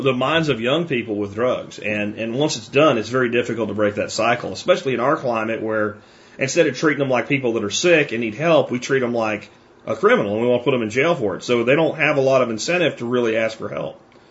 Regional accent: Pottsville, Pennsylvania, United States; moved away; my hometown that I grew up

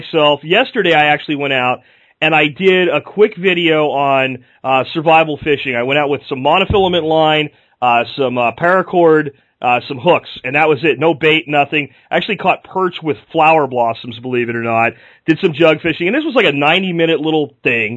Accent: Florida, United States; I grew up in Florida myself

